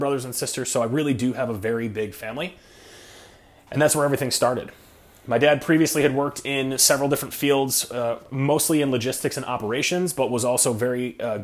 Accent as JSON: {"language": "English", "town": "Rochester", "region": "New York", "country": "United States", "tie": "born or raised there", "said": "I was born in 1988 in Rochester, New York"}